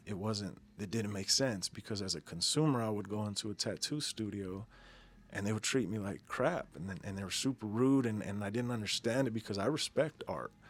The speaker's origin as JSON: {"language": "English", "town": "Denver", "region": "Colorado", "country": "United States", "tie": "born or raised there", "said": "I'm a Denver native, born and raised in Denver, Colorado."}